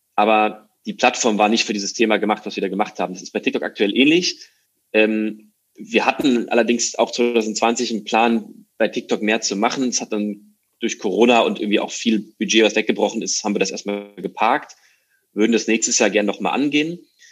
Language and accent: German; near Frankfurt, Hesse, Germany; moved away as an adult; now in Hamburg, Germany; Bin äh, aus Deutschland geboren, in der Nähe von Frankfurt, wohne jetzt seit acht Jahren in Hamburg